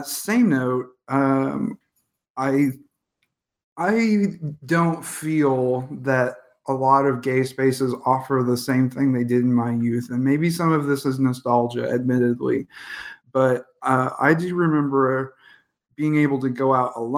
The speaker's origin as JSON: {"language": "English", "town": "Indianapolis", "region": "Indiana", "country": "United States", "tie": "born or raised there", "said": "as a kind of goth kid growing up in Indianapolis"}